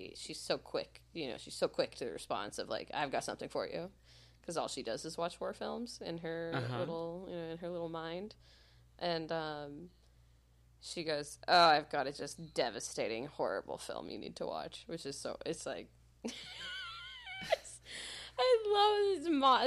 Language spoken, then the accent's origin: English; near San Francisco, California, United States; moved away; growing up near San Francisco and sourdough is like such a like big thing